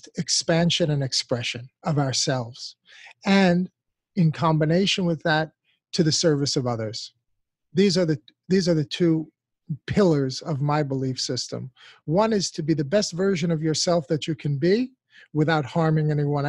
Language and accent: English; United States; an American born and raised in this country